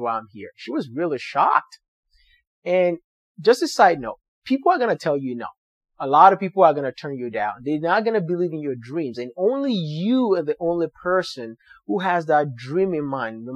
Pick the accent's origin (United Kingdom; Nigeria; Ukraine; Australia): Nigeria; English is a second language; moved away as an adult; now in United States; So I'm from Nigeria where I speak English